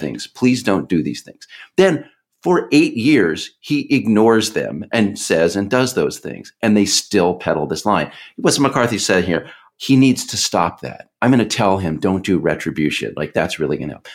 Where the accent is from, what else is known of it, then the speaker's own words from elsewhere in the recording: Texas, United States; now in Washington, United States; where I grew up in Texas.